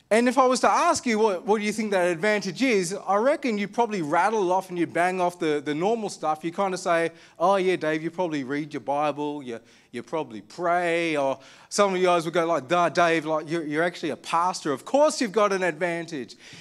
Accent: Armidale, New South Wales, Australia; I grew up in Armidale

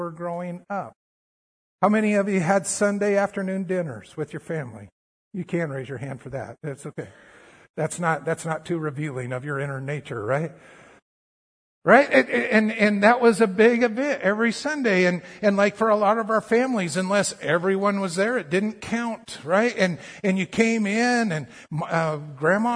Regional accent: Colorado, United States; growing up in Colorado

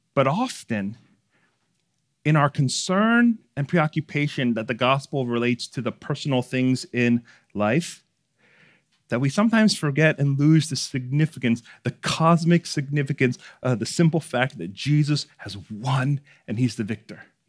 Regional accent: Baltimore, Maryland, United States; my parents owned a seafood store growing up in Baltimore City

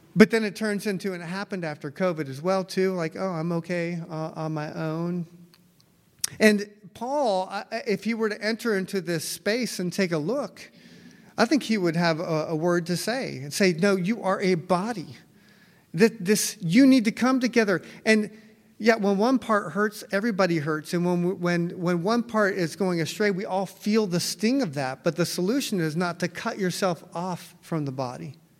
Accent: United States; I'm American

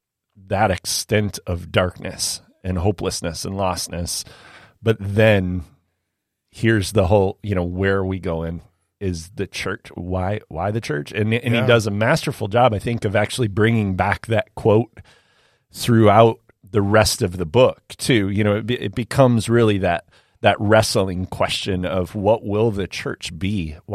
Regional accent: Illinois, United States; growing up in the South Chicago suburbs, I'm like, all right, cool, you got me.

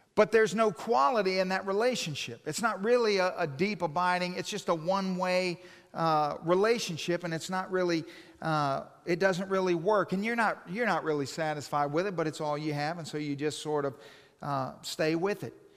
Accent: Hawaii, United States; moved away; I'm from Hawaii

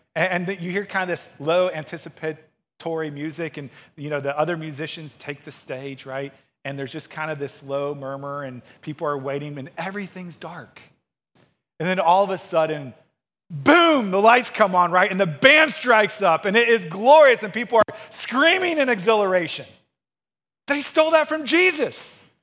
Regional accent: Missouri, United States; moved away; I grew up in Missouri

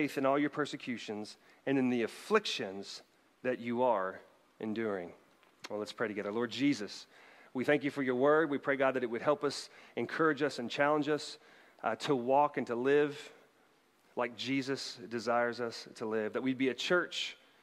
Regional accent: Bartlesville, Oklahoma, United States; my hometown of Bartlesville, Oklahoma

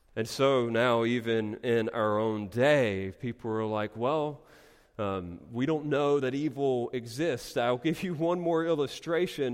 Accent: Eastern North Carolina, United States; growing up in Eastern North Carolina

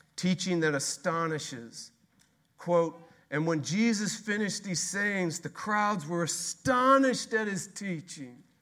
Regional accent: Texas, United States; We are Texas. We're from Texas

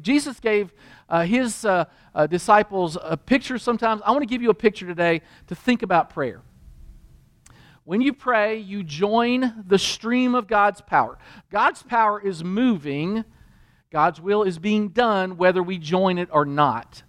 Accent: Kentucky, United States; I grew up in Kentucky in a Christian home

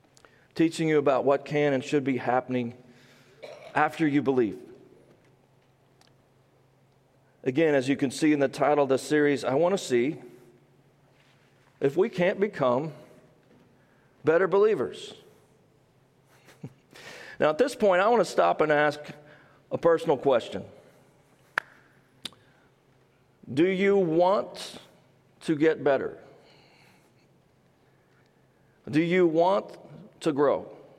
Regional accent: Midwest, United States; Some people say I have a southern accent, which is funny to me since I'm actually from the Midwest.

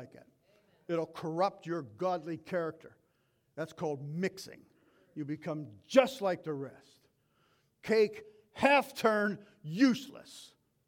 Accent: United States; as 2023 American Christians

